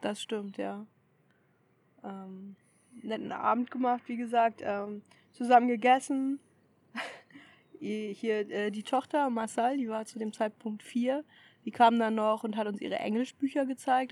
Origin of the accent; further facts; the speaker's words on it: Germany; von vielen als Deutsche erkannt